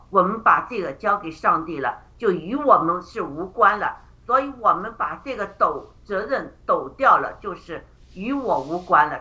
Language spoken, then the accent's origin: Chinese; China; moved away; 我们中国人